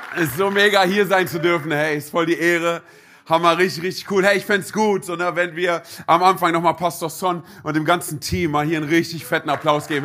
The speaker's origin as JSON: {"language": "German", "region": "Berlin", "country": "Germany", "tie": "born or raised there", "said": "bin gebürtiger Berliner."}